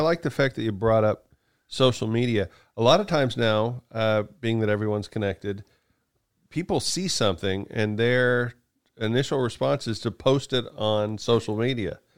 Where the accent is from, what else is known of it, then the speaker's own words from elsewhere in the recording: Kansas, United States; I grew up in Kansas.